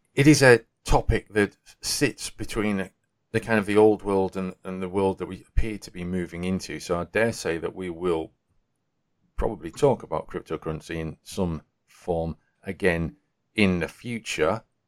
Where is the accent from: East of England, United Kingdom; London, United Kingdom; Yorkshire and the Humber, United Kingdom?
Yorkshire and the Humber, United Kingdom; as a Yorkshireman